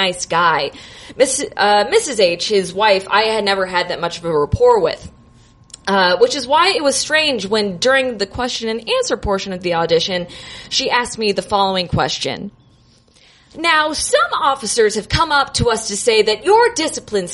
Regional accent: Naples, Florida, United States; moved away as an adult; now in Chicago, United States; I'm originally from Florida

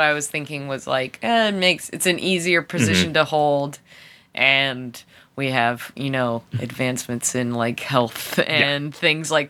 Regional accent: Lancaster, South Carolina, United States; I grew up in Lancaster, South Carolina, nicknamed the Red Rose City.

